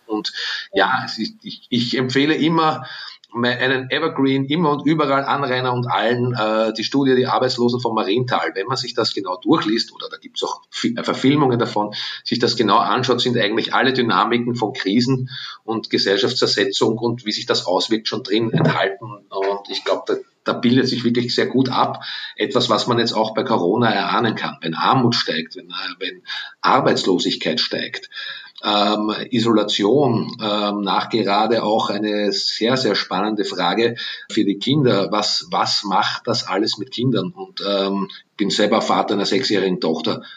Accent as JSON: {"language": "German", "country": "Austria", "said": "was ich uns allen als Österreicher und Österreicherinnen wünsche"}